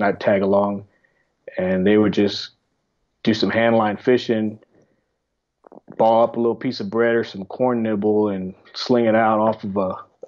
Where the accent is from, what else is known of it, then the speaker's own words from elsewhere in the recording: Houston, Texas, United States; I'm from Texas on the Houston area